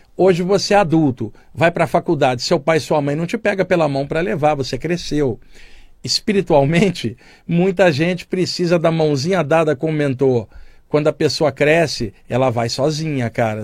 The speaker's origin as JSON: {"language": "Portuguese", "area": "Baixada Fluminense", "region": "Rio de Janeiro", "country": "Brazil", "tie": "born or raised there", "said": "da minha infância na Baixada Fluminense"}